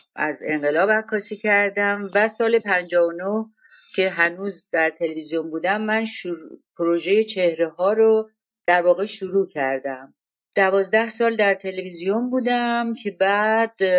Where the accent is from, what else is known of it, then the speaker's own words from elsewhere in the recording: Gorgan, Golestan, Iran; moved away as an adult; also born or lived in Tehran; من از گرگان بودم و آمدم تهران و دانشگاه میرفتم